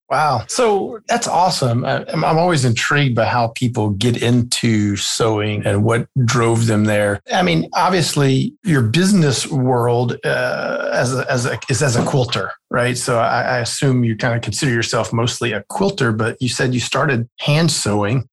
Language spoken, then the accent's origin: English; South Louisiana, United States; I'm from South Louisiana